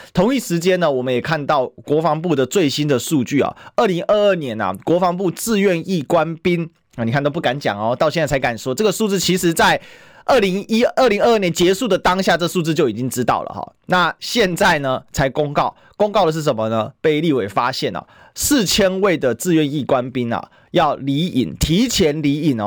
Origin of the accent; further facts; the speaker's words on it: Taiwan; 我们台湾人